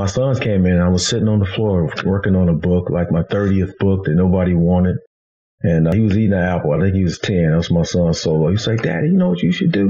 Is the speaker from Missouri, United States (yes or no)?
yes; Kansas City, Missouri, United States; I'm a Midwest boy, born and raised in Kansas City, Missouri.